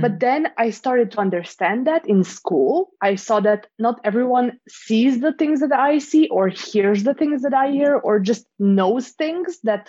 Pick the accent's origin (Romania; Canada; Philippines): Romania; moved away; I'm originally from Romania.